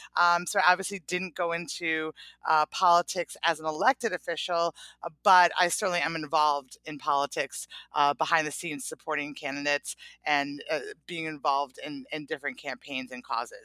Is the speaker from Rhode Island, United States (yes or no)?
yes; Providence, Rhode Island, United States; I grew up in Providence, Rhode Island